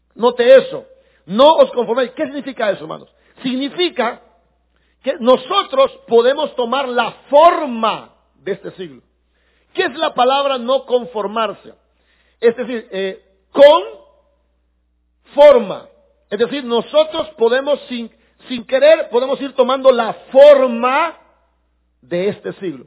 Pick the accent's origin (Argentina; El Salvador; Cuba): El Salvador; sí somos salvadoreños